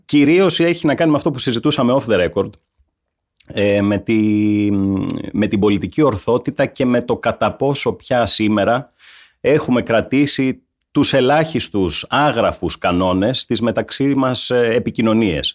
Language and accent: Greek; Laconia, Peloponnese, Greece; also born or lived in Vamvakou; είμαι από τη Λακωνία